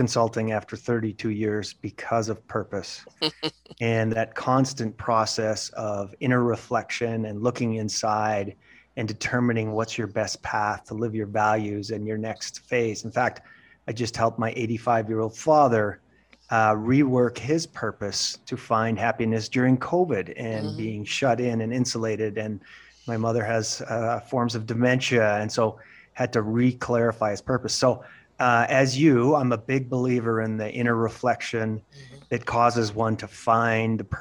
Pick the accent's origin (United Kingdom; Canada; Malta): Canada; Western Canada; moved away as an adult; I was from Western Canada, graduated, did well, got an MBA program in Eastern Canada